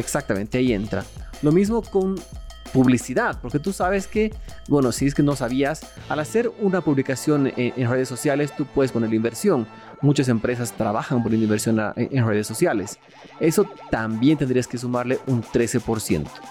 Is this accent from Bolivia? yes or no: yes; Bolivia